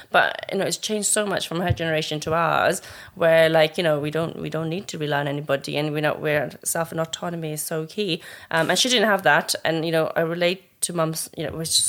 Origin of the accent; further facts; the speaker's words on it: Nepal; We came from Nepal, from this like mm. tiny little village where there's no running water, and look at us now where we are